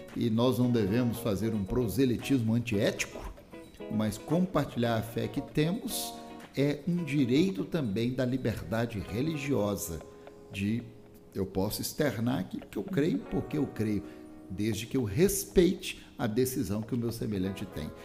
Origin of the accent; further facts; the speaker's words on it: Minas Gerais, Brazil; moved away; also born or lived in Rio de Janeiro / Espírito Santo / Paraná / Bahia; eu nasci no Rio, cresci em Minas Gerais, mas casei com uma capixaba